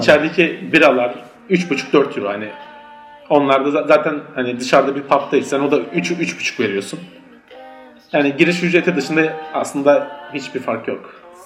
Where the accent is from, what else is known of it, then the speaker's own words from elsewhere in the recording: Turkey; now in Berlin, Germany; biz Türkler olarak